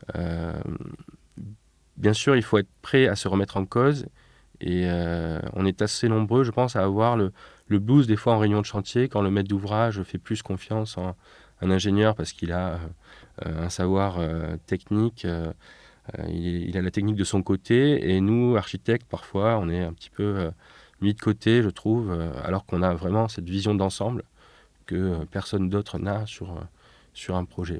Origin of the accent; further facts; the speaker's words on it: Nîmes, Occitania, France; also born or lived in Paris; en 1989, quand j'ai eu 5 ans, nous avons quitté Paris pour Nîmes